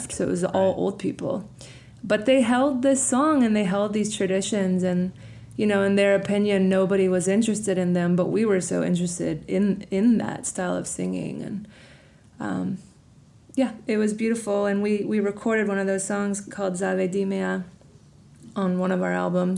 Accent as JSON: {"language": "English", "town": "Atlanta", "region": "Georgia", "country": "United States", "tie": "born or raised there", "moved": "yes", "lives_now": "North Carolina, United States", "said": "I grew up in Atlanta."}